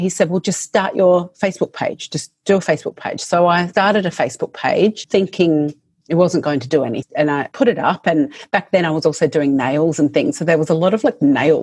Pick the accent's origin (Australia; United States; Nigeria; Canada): Australia; Adelaide, South Australia; moved away as an adult; now in Melbourne, Australia; I moved to Melbourne because I'm from Adelaide.